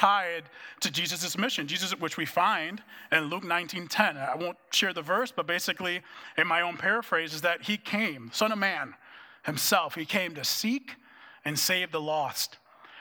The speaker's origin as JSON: {"language": "English", "country": "Dominican Republic", "also_born_or_lived": "Minneapolis, United States", "moved": "as an adult", "lives_now": "United States", "said": "when I moved from the Dominican Republic to come to the U.S. to go to college, it was in Minneapolis"}